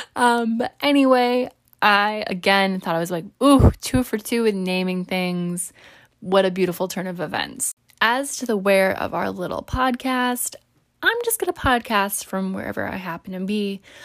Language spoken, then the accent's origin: English; New York, United States; I'm also a New Yorker